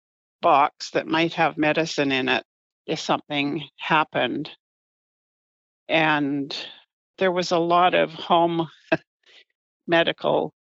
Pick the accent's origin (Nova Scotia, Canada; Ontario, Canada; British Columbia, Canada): British Columbia, Canada; Galiano Island; born or raised there; also born or lived in Vancouver / Duncan